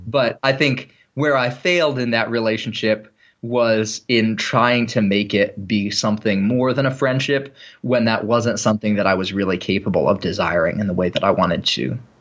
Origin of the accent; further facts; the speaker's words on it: United States; I am an American Christian